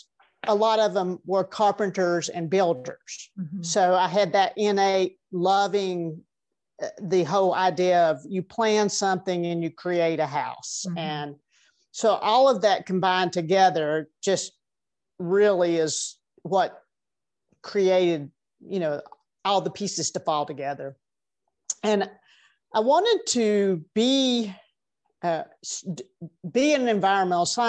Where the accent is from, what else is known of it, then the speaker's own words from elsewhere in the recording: Tennessee, United States; also born or lived in California; now in Asheville, United States; I grew up in Tennessee